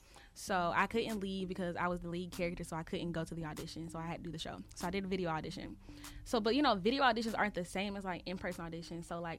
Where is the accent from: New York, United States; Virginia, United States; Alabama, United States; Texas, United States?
Alabama, United States; Montgomery; growing up in Montgomery